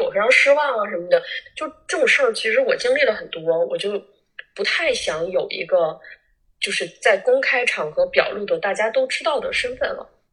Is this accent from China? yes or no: yes; Changchun, Jilin, China; also born or lived in Siping; 我是长春人哈